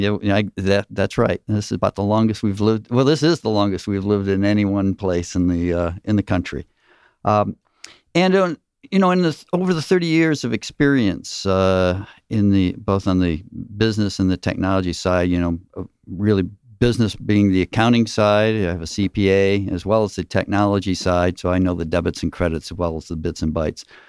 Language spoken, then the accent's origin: English; Michigan, United States; now in Gwinnett County, United States; I'm originally from Michigan